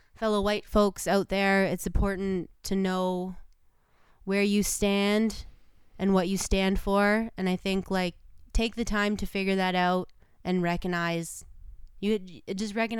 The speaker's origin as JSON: {"language": "English", "town": "Sault Ste. Marie", "region": "Ontario", "country": "Canada", "tie": "born or raised there", "said": "The Valley Village in my hometown"}